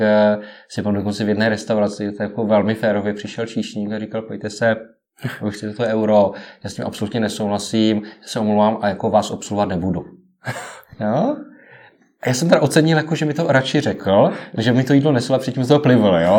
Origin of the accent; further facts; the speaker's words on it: Czechia; my jako Češi